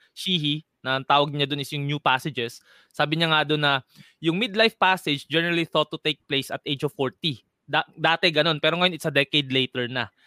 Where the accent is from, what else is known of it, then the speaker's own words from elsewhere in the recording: Quezon City, Metro Manila, Philippines; Taga uh, Metro Manila, Novaliches, Quezon City